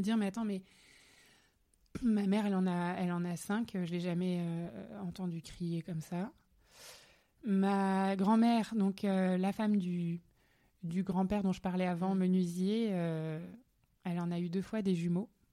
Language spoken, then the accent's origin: French; Alsace, Grand Est, France; nous venons d'Alsace, voilà, que mes parents sont à Strasbourg aujourd'hui